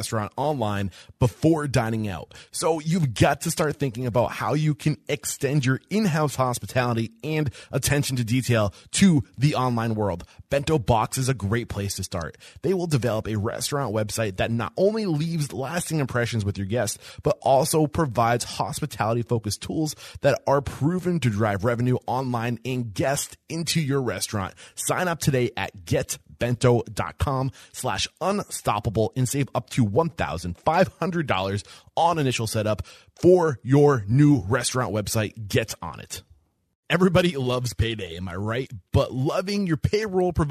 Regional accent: New Hampshire, United States; I'm clearly from New Hampshire.

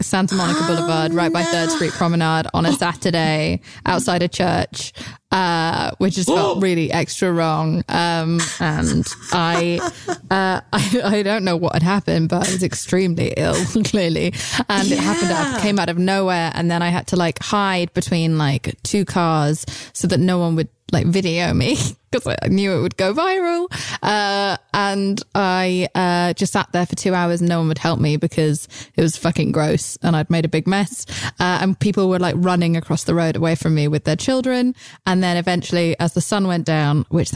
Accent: United Kingdom; I'm British.

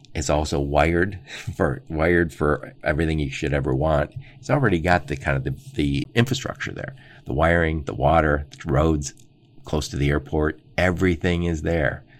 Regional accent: Dearborn, Michigan, United States; I grew up in Dearborn, Michigan, right outside Detroit.

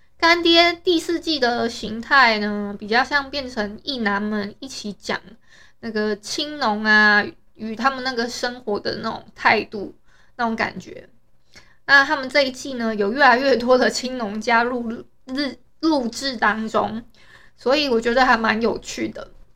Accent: Taiwan; 我们台湾人

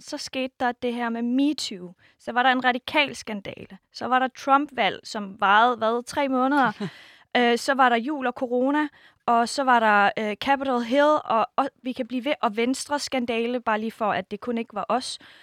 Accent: Denmark; min opvækst i Danmark for sytten år siden til faktisk nu

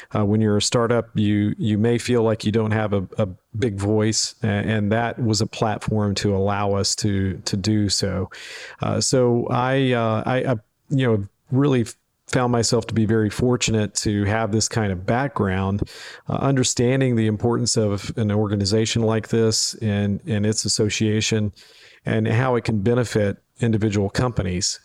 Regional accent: Memphis, Tennessee, United States; joined the University of Memphis to focus on economic development, uh, for my, uh, alma mater in my hometown

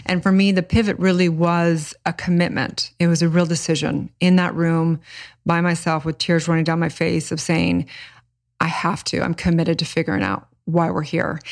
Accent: Santa Barbara, California, United States; I grew up in kind of a hippie commune

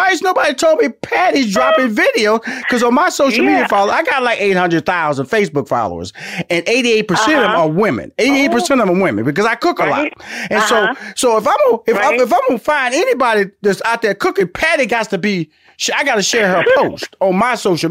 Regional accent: Houston, Texas, United States; I'm from Houston, Texas, and a country boy.

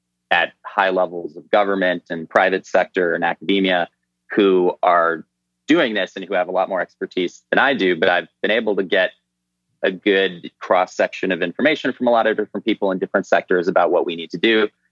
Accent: Midwest, United States; I'd always wanted to go to Alaska. I'd read books about Alaska growing up in the Midwest.

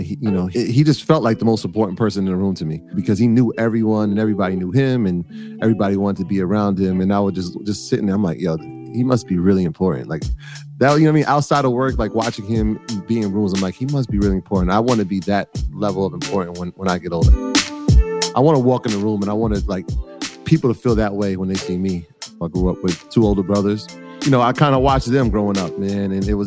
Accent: New York City, New York, United States; I was born in the South Bronx in the early 80s. My parents are Jamaican, and so I'm first generation American

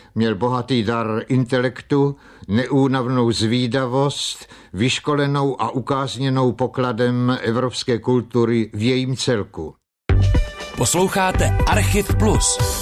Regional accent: Czechia; moved away as an adult; now in Germany; z domova z Československa

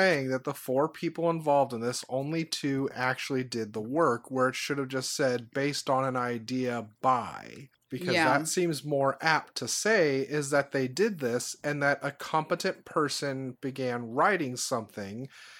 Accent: New Orleans, Louisiana, United States; because I am a person from New Orleans and I know the speak of the people.

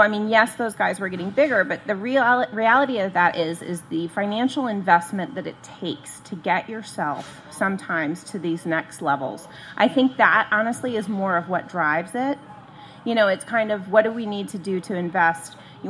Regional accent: Midwest, United States; now in Arizona, United States; growing up in the Midwest and where there were breweries all over the place

